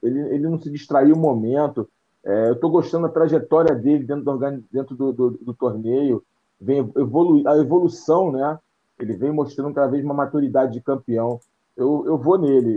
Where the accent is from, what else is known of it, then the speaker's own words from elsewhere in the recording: Brazil; como brasileiro